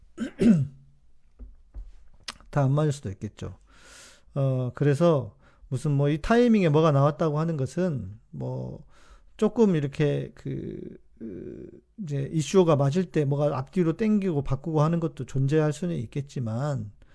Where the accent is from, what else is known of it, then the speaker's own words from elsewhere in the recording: South Korea; 우리 한국 사람은